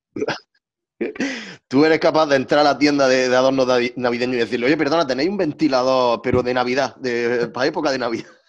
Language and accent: Spanish; Almería, Andalusia, Spain; soy almeriense